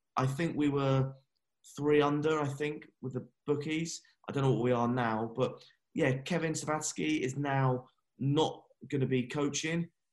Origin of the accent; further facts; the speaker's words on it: England, United Kingdom; I'm English